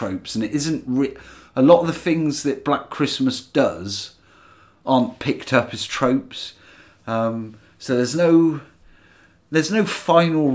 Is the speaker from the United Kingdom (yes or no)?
yes; England, United Kingdom; I'm talking as an Englishman